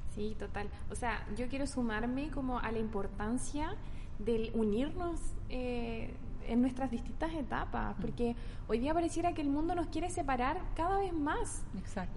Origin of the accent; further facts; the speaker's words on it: Santiago, Santiago Metropolitan Region, Chile; now in Concepción, Chile; nací en Santiago, vivo en Conce hace mucho tiempo